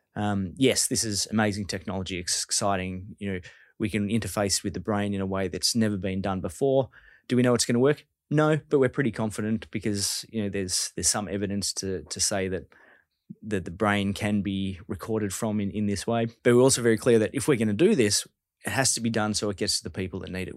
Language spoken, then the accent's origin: English; Victoria, Australia; I'm from Victoria